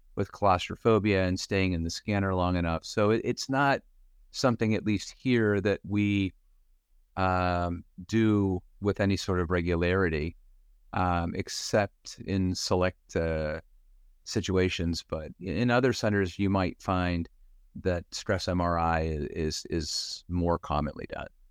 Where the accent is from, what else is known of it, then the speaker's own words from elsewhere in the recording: Western Pennsylvania, United States; moved away as an adult; also born or lived in Philadelphia; now in Cleveland, United States; I grew up in Western Pennsylvania